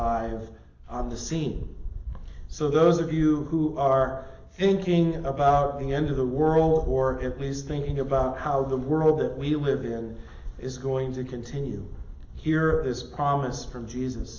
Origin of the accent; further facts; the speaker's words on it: Midwest, United States; now in Las Vegas, United States; growing up in the Midwest